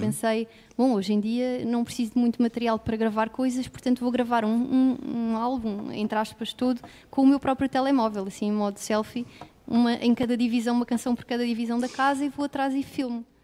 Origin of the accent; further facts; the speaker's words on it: Lisbon, Portugal; Nasci em Lisboa